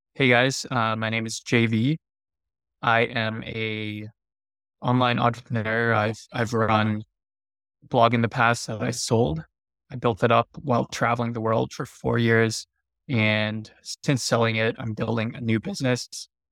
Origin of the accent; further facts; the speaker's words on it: Pennsylvania, United States; moved away as an adult; also born or lived in Thailand / Bali / Hawaii; I grew up in the Midwest in, in Pennsylvania